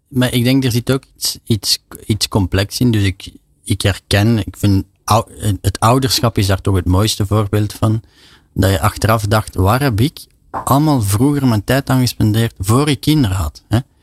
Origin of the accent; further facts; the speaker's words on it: Belgium; als Belg